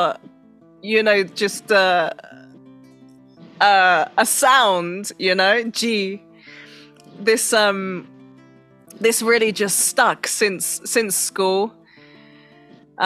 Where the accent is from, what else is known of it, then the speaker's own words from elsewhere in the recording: London, United Kingdom; moved away as an adult; I was born in London.